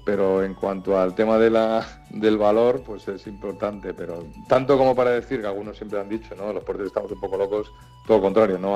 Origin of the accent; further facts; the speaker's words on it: Madrid, Community of Madrid, Spain; moved away as an adult; also born or lived in Santander; yo me fui de Madrid con 21 años